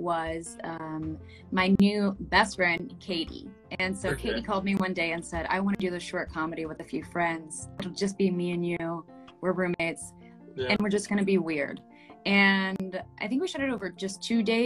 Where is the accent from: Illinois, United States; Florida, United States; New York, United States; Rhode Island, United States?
Florida, United States; I grew up in Florida